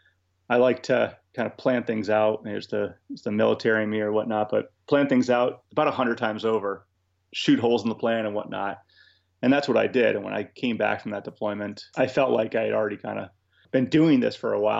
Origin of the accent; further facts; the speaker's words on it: New England, United States; I'm from New England, born and raised here, went off to the military from here, and I came back to here after I got out.